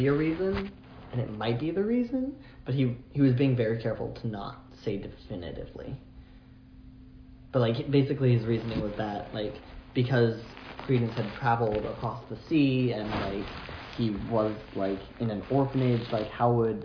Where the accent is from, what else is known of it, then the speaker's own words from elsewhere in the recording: United States; I'm an American